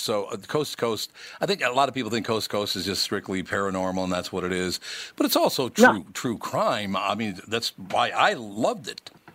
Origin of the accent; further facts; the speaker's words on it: Minneapolis, Minnesota, United States; I grew up in North Minneapolis